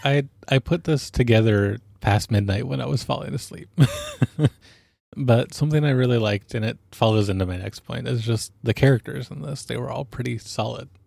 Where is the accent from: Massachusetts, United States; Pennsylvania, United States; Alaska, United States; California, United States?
Alaska, United States; I grew up in Alaska, which meant that I was around guns growing up.